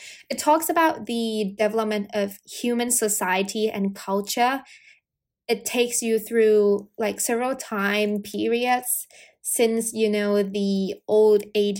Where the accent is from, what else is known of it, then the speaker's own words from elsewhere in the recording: United Kingdom; accent: American; a time that I felt really bad for not having a British accent, because I'm British and people always assume that I'm American due to my accent.